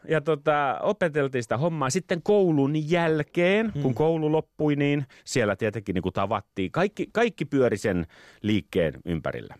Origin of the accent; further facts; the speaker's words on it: Helsinki, Uusimaa, Finland; Mä olen kasvanut Maunulassa, Maunula. Pohjois-Helsingissä